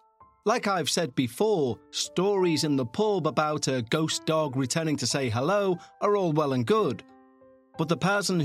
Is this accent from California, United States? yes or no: no; New Mexico, United States; also born or lived in Utah; I'm 46 years old and I live in Utah. I was born in Utah, but I was raised in northern New Mexico.